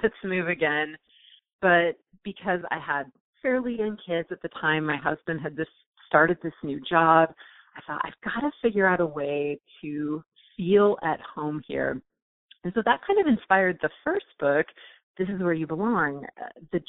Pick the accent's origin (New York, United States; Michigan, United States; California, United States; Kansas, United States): California, United States; Southern; moved away as an adult; now in Blacksburg, United States; I grew up in Southern California, never moved a single time